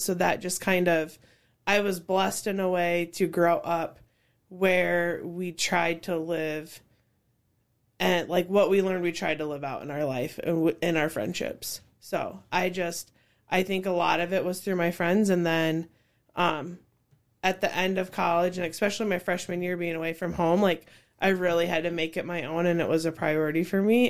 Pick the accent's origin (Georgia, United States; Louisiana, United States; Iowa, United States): Iowa, United States; Cedar Falls; I grew up in Cedar Falls since fourth grade